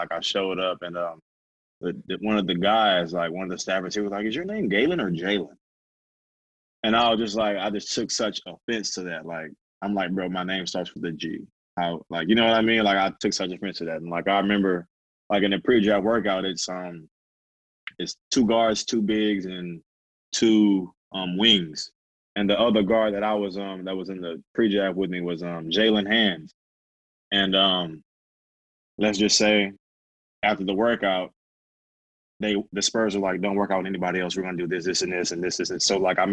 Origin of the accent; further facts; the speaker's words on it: Houston, Texas, United States; It's my hometown